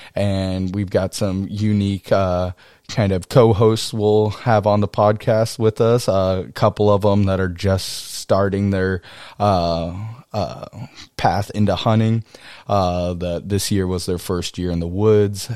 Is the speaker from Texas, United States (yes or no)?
yes; College Station, Texas, United States; also born or lived in Kodiak Island, Alaska; I grew up in Texas, uh, in College Station, Texas